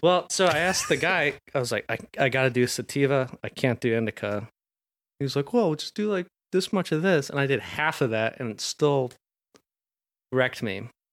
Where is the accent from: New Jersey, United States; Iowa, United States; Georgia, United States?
Georgia, United States; Atlanta; I'm from Atlanta